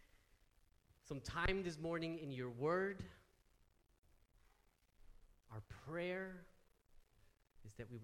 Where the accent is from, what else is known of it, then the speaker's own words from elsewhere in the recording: United States; moved away; being American